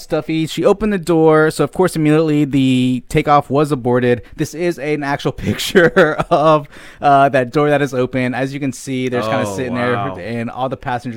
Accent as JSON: {"language": "English", "region": "North Carolina", "country": "United States", "tie": "born or raised there", "said": "I was raised there. Did a lot of growing up in North Carolina throughout the years"}